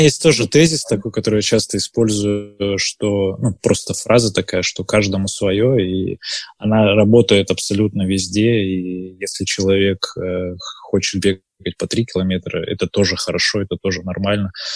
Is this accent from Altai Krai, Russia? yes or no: yes; Barnaul, Altai Krai, Russia; now in Moscow, Russia; я сам из Барнаула